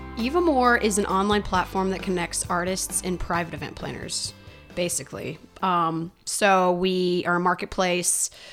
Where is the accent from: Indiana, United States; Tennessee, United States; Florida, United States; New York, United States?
Indiana, United States; Northern; moved away as an adult; now in Nashville, United States; I am from Northern Indiana